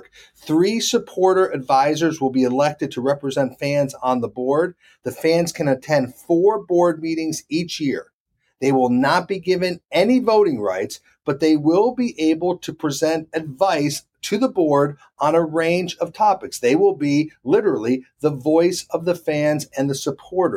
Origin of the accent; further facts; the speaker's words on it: Charlotte, North Carolina, United States; my hometown of Charlotte, North Carolina